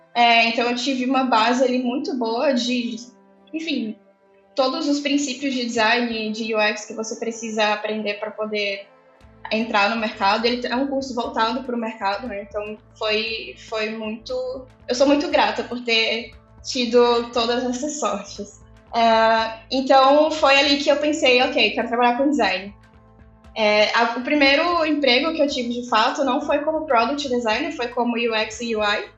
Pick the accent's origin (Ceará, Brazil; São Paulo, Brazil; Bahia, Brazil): Ceará, Brazil; Fortaleza; Eu sou de Fortaleza, né? Não, não mencionei isso, mas eu sou de Fortaleza, moro em Fortaleza.